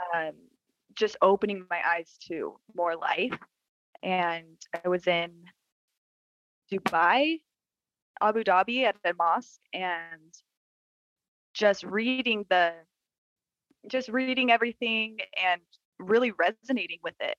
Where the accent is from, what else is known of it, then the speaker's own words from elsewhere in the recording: Utah, United States; So I was born in Utah